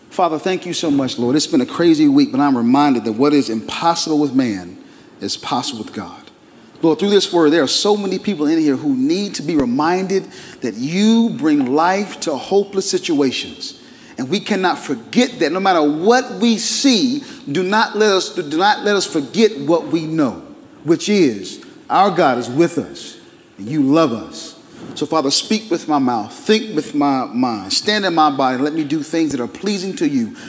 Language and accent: English; Durham, North Carolina, United States; I'm a Durham boy, born and raised in Durham